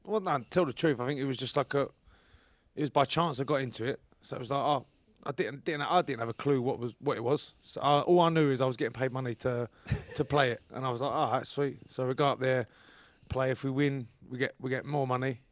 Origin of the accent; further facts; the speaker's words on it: London, United Kingdom; accent: Cockney; moved away; also born or lived in St Helens; you have to be born in London Hospital, which Bow Bells is just up the road